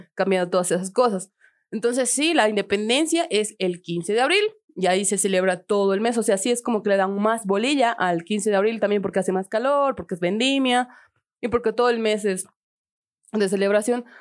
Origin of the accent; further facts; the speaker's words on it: Tarija, Bolivia; del barrio, el molino, de la tierra, chura tierra, chapaca